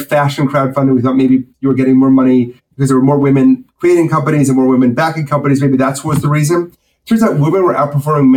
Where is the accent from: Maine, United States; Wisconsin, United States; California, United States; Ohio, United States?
Wisconsin, United States; moved away as an adult; I grew up in Wisconsin